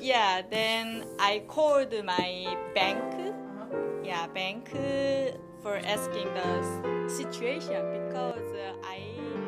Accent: North Korea; moved away as an adult; now in Virginia, United States

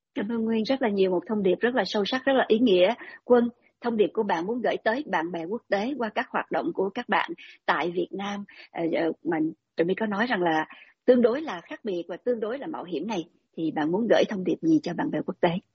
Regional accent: Vietnam

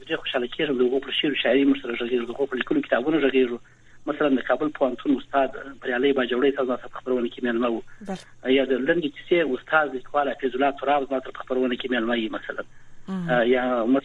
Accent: Afghanistan; now in Europe; موږ افغانان یو دی او هیواد سره تړون لرو دی یو کلچر سره تړون لرو

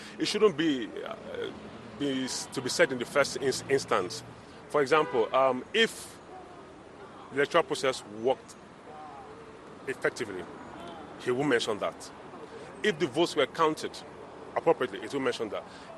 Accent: Nigeria; as a Nigerian

